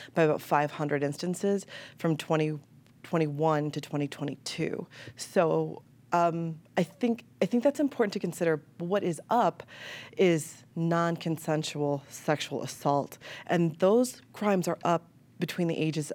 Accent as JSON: {"language": "English", "town": "Chicago", "region": "Illinois", "country": "United States", "tie": "born or raised there", "moved": "yes", "said": "I'm a Chicagoan, like born and raised"}